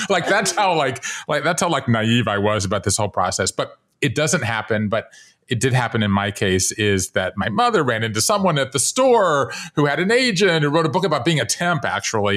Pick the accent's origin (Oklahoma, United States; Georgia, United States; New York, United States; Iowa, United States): Georgia, United States; Savannah; moved away as an adult; also born or lived in Japan; now in Brooklyn, United States; I grew up in Savannah, Georgia